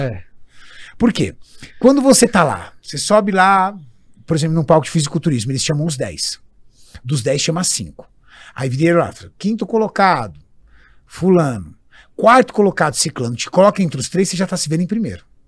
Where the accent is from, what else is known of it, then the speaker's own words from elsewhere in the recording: São Paulo, Brazil; now in ABC Paulista, Brazil; meu pai comprou um terreno num bairro no extremo sul de São Paulo, chamado Jardim Orion, atrás do Sesc Campestre, uma, um local de periferia, rua de terra. E ali eu cresci